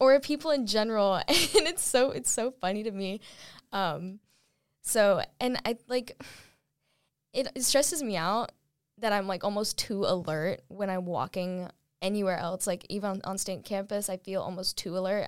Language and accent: English; Raleigh, North Carolina, United States; I grew up in the Raleigh traffic